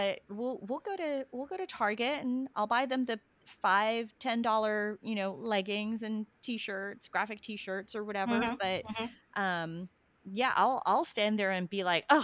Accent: Australia; also born or lived in Philippines; now in United States; I grew up in Australia, but we would go home to the Philippines

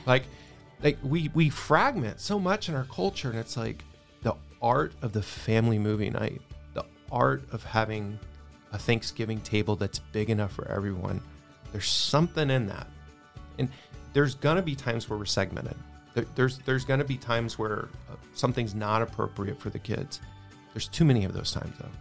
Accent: Texas, United States; I'm from Texas

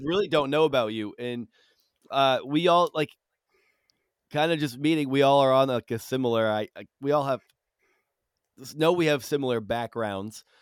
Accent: Rutland, Massachusetts, United States; I grew up in uh in Rutland, uh, which is pretty close to Spencer

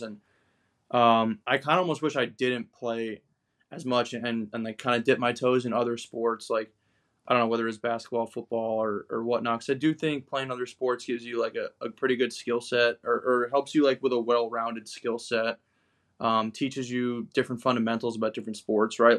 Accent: Long Island, New York, United States; moved away as an adult; also born or lived in Fairfield, Connecticut; I grew up in Long Island, New York, in the Northeast.

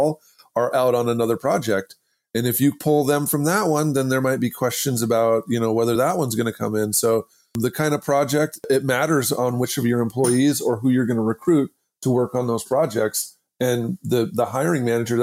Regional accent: Idaho, United States; I'm from Idaho

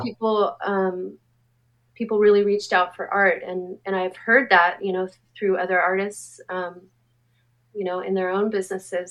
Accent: Anaheim, California, United States; I grew up in Anaheim, um, and it, my experience in Anaheim, there was no art

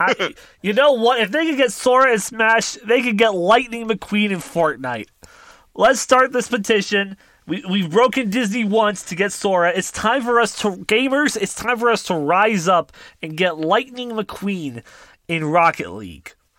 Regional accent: Canada; we're Canadian

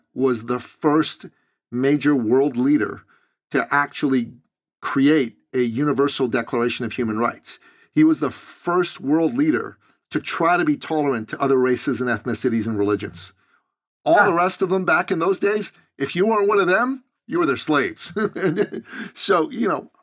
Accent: Iran; moved away; I'm originally from Iran in the Middle East

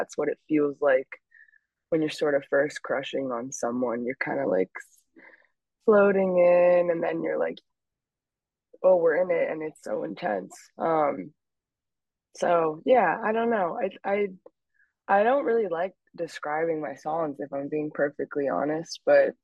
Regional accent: New York City, New York, United States; I grew up in the West Village in New York, and there's a street that I grew up on, Jane Street

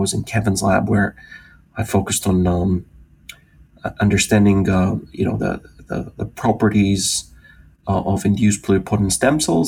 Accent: Greece; moved away as an adult; also born or lived in United Kingdom; I'm originally from Greece. I grew up in Greece, the youngest of three.

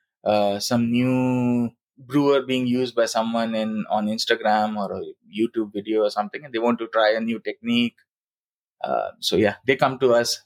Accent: Bhopal, Madhya Pradesh, India; moved away as an adult; also born or lived in Singapore; when I had to come back to my hometown, then we decided, me and my wife, we decided that let's set up our own coffee roastery

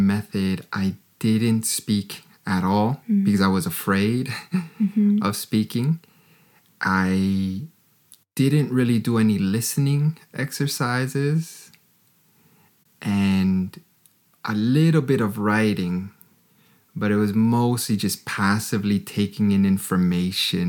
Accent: Canada; moved away as an adult; now in Germany; I'm from Canada.

